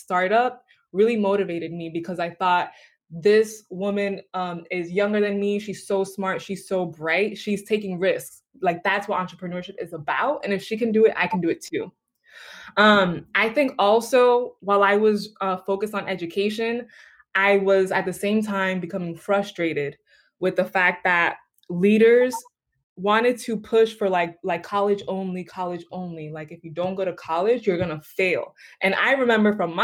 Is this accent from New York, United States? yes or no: yes; New York City, New York, United States; I'm from the Bronx